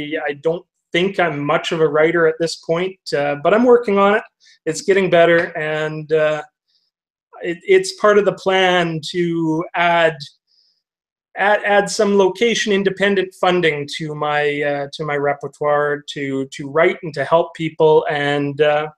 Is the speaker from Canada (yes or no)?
yes; Canada; I'm Canadian. It's English and French here, right?